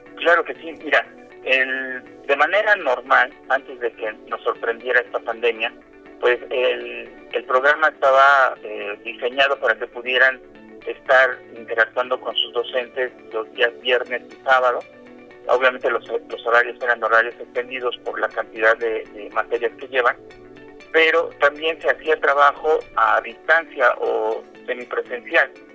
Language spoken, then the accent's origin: Spanish; Puebla, Mexico; como ciudadano poblano y mexicano